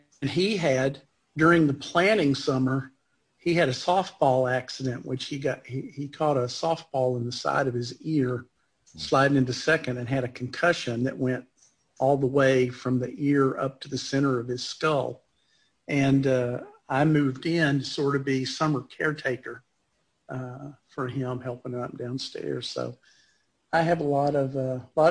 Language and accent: English; Nashville, Tennessee, United States; now in Knoxville, United States; I grew up in Nashville, first 18 years, and came to Knoxville